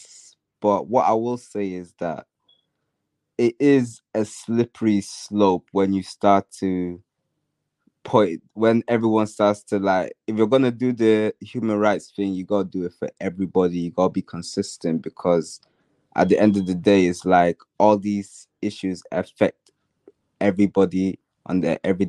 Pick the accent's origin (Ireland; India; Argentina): Ireland; I'm Irish, so Damien Duff was a big person for us growing up